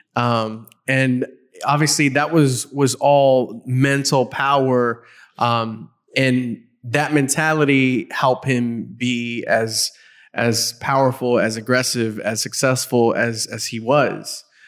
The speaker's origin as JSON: {"language": "English", "town": "Los Angeles", "region": "California", "country": "United States", "tie": "born or raised there", "said": "I grew up in Los Angeles"}